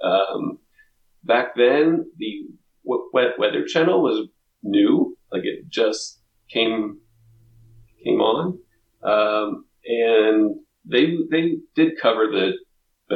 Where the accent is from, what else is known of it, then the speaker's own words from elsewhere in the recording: Southeast Pennsylvania, United States; I grew up in Southeast Pennsylvania